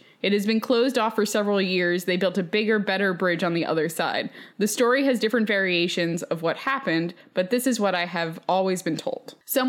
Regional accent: San Antonio, Texas, United States; I grew up in Southside of San Antonio, Texas.

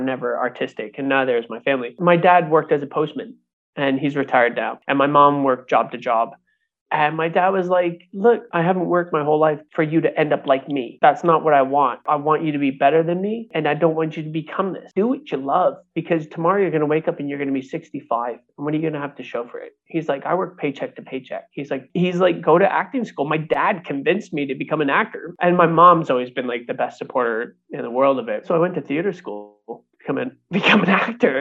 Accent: Canada; also born or lived in Toronto; I grew up in a very rough area in the town that I grew up in Canada.

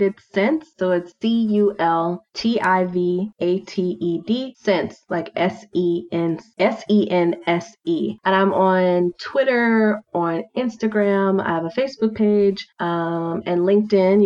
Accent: Milwaukee, Wisconsin, United States; also born or lived in Washington, District of Columbia, United States / Portland; now in Atlanta, United States; I'm from Milwaukee, so we had hockey and figure skating rinks

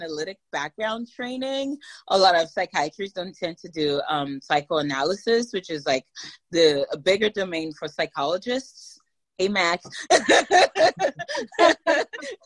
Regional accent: Nigeria; now in United States; I grew up in Nigeria

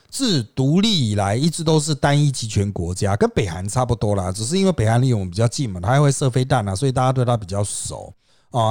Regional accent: Taiwan; 我们台湾人不太关心南海

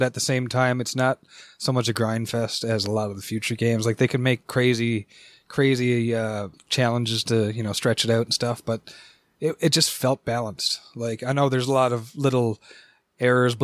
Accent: Canada; I'm Canadian

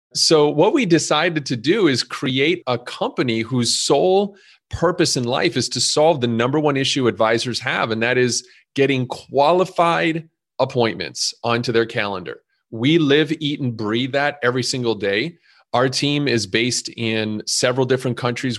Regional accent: Montreal, Quebec, Canada; moved away as an adult; now in Chicago, United States; You might hear a little bit of an accent 'cause I was originally born and raised in Montreal, and I came to Chicago at twenty-one years old

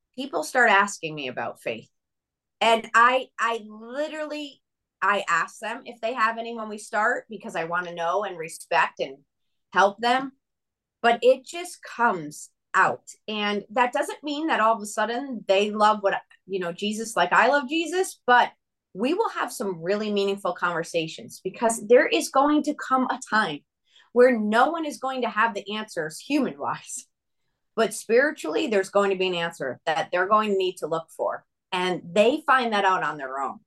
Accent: Connecticut, United States; moved away as an adult; also born or lived in Nashville, Tennessee / Franklin, Tennessee; now in Arizona, United States; I grew up in Connecticut

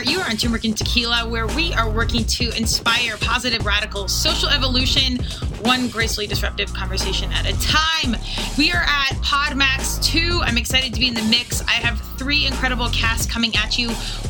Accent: Colorado, United States; I'm from Colorado.

